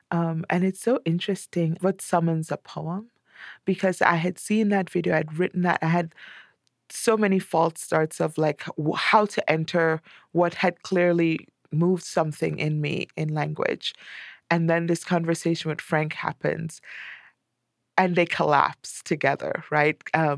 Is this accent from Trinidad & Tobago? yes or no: yes; Trinidad & Tobago; now in United States; when you grow up in a place where everyone you know is black or of color, as we say here, because we're East Indians in Trinidad.